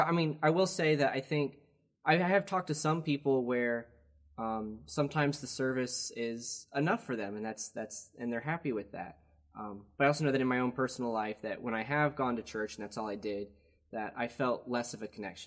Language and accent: English; Wilkesboro, North Carolina, United States; But I'm from Wilkesboro in Wilkes County where my family is.